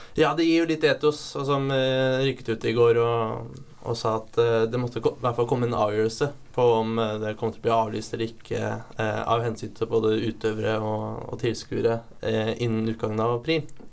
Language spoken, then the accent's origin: Norwegian; Eidsvoll, Akershus, Norway; jeg er da fra Eidsvoll, som er mest kjent for Grunnloven